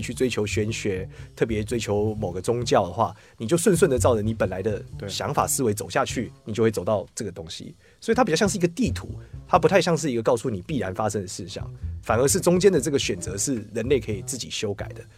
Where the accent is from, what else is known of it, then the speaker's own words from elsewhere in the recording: Taiwan; 我是来自于台湾